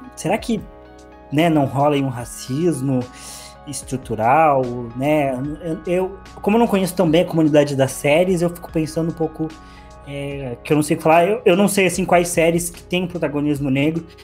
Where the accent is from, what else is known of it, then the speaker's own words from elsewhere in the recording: Brazil; sendo brasileiro